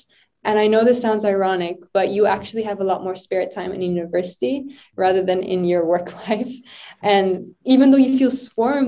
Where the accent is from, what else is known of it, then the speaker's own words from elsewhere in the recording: Lebanon; moved away; growing up in Lebanon throughout my whole childhood, driving up and down to school